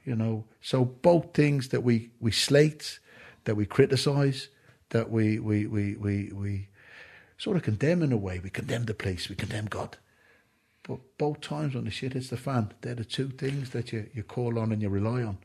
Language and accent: English; Ireland; I'm an Irishman